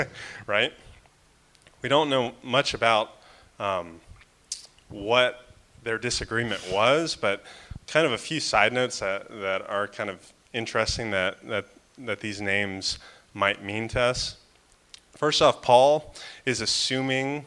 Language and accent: English; Florida, United States; I'm from Florida